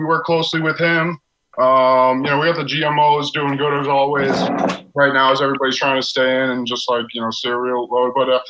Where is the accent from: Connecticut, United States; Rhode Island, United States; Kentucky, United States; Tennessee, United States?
Rhode Island, United States; moved away; You know, I grew up in Rhode Island and then been up here for a while.